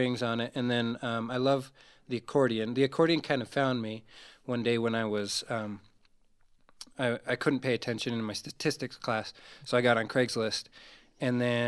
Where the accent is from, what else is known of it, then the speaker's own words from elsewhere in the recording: United States; also born or lived in Colville, Washington / Hermiston, Oregon; now in Utah, United States; But I was raised in the Inland Northwest, up in Colville, Washington, and then in Hermiston, Oregon. And I really claim that is my home because that's where I grew up